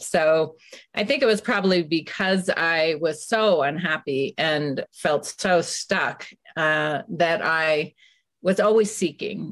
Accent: San Francisco, California, United States; I grew up in San Francisco, and after high school, I went and lived abroad

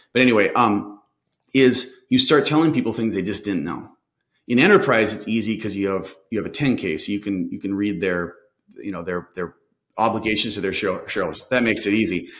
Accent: Minnesota, United States; I'm from Minnesota, so I had a funny accent to them

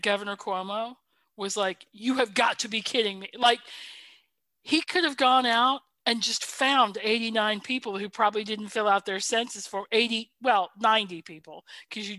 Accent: Minnesota, United States; we're Midwestern

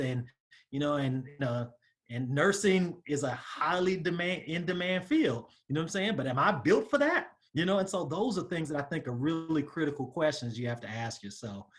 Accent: Southern California, United States; moved away as an adult; also born or lived in Atlanta, Georgia; I'm from the Southern California area

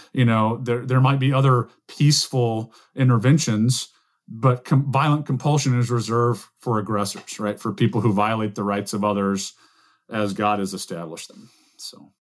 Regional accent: the American South, United States; as a Southerner

